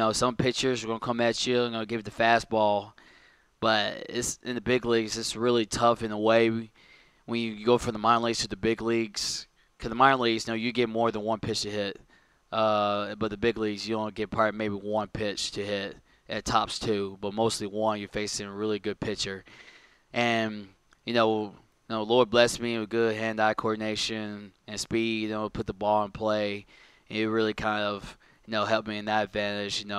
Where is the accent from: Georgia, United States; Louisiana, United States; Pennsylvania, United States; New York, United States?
Pennsylvania, United States; Philadelphia; Um, I'm from Philly. I'm a big Phillies fan.